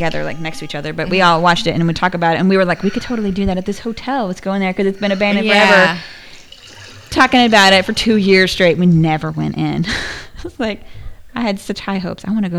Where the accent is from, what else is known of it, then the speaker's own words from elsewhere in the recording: Paris, Texas, United States; moved away; I spent a good chunk of my young life in Paris, Texas.